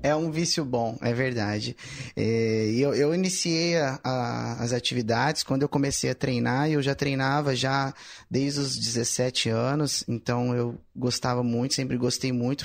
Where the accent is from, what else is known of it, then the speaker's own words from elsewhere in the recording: Ribeirão Preto, São Paulo, Brazil; Sou de Ribeirão